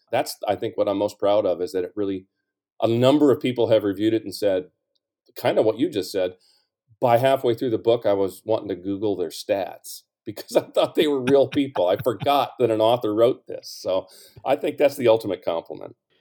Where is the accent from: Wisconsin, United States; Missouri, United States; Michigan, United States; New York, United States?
Missouri, United States; St. Louis; I was from Saint Louis